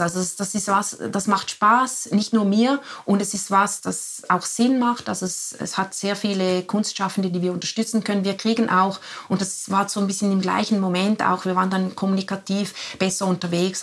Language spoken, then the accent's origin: German; Liechtenstein; moved away; also born or lived in Zurich; ich bin ja in Liechtenstein, in Liechtenstein aufgewachsen.